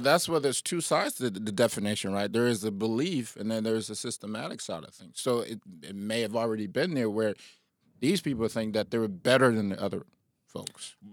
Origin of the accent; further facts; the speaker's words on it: Liberia; I'm from Liberia